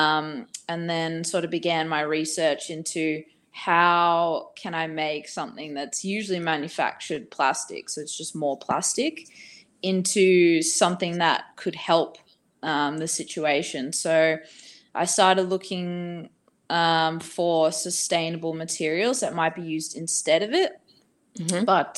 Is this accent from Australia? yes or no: yes; Australia; also born or lived in Bali; I'm from Australia.